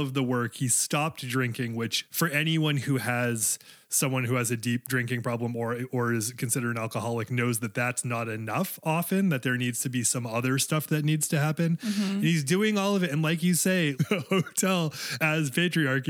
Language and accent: English; Maine, United States; I am in Maine now, and I grew up in Maine.